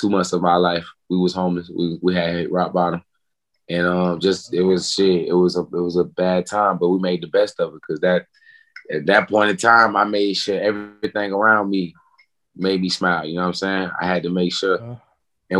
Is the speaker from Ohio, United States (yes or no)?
no; Jacksonville, Florida, United States; Life growing up in Jacksonville, I had its fun moments